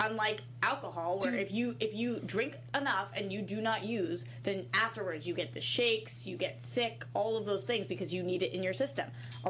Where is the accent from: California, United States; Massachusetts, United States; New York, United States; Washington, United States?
Massachusetts, United States; I'm from Massachusetts.